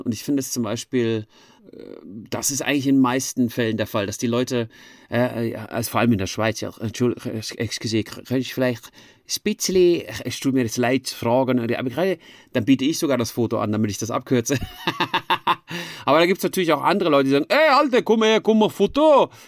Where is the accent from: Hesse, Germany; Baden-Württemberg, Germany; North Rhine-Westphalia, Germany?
Hesse, Germany; Frankfurt am Main; moved away as an adult; now in Switzerland; in Frankfurt am Main gemacht, wo ich aufgewachsen bin.